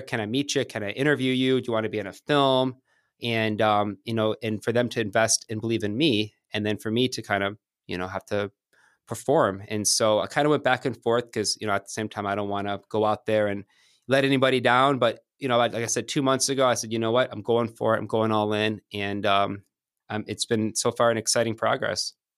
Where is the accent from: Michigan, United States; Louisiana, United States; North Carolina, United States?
Michigan, United States; moved away as an adult; also born or lived in Santa Monica, California / San Diego, California; now in Manhattan, New York, United States; Moved to Michigan. My mom's side of the family's from outside Detroit. And, um, grew up there